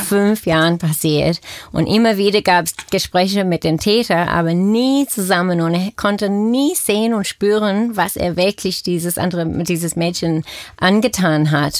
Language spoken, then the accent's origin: German; Australia; German is a second language; now in Germany; ich komme aus Australien, deswegen auch mein Akzent